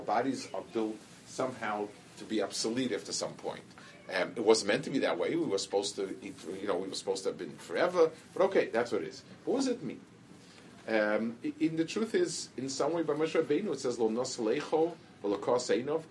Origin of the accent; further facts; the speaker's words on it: New York, United States; I grew up in the city, I grew up in Manhattan